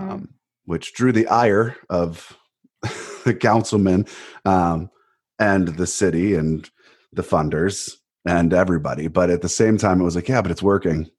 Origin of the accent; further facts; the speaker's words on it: Cleveland, Ohio, United States; moved away; also born or lived in Winter Park, Florida; I'm from Cleveland. and I, it doesn't matter where I live, right? I'm from Cleveland. I'm a Clevelander